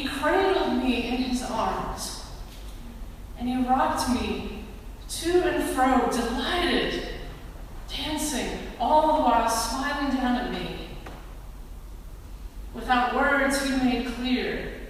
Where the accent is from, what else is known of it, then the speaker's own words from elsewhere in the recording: Monticello, Arkansas, United States; I grew up in Monticello, Arkansas.